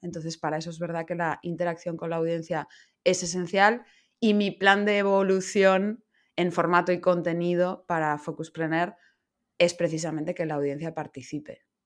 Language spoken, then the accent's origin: Spanish; Madrid, Community of Madrid, Spain; moved away as an adult; now in Barcelona, Spain; soy madrileña